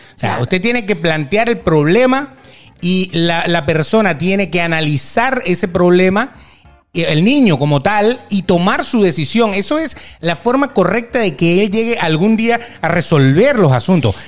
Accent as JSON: {"language": "Spanish", "country": "Venezuela", "said": "yo soy papá y soy venezolano"}